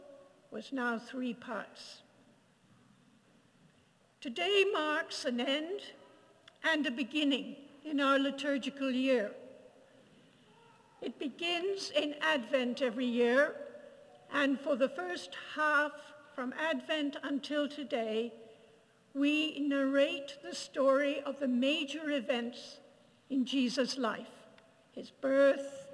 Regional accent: Ireland; I grew up in Ireland.

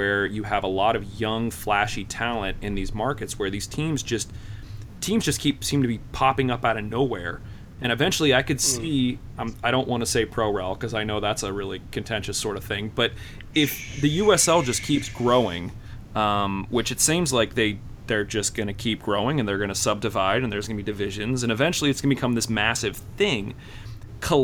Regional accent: Pittsburgh, Pennsylvania, United States; I'm from Pittsburgh.

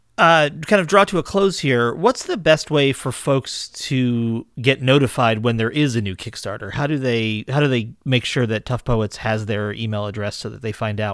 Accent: Massachusetts, United States; moved away; I'm from Massachusetts originally, so I do get back with some frequency.

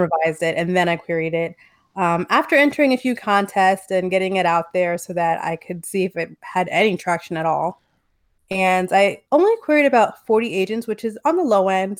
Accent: New Jersey, United States; now in Los Angeles, United States; I live in L A now, but I'm from New Jersey

